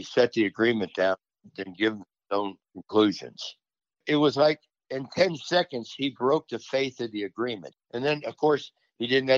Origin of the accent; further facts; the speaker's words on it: Cincinnati, Ohio, United States; that's my hometown. I was born 3 miles from the ballpark in Cincinnati.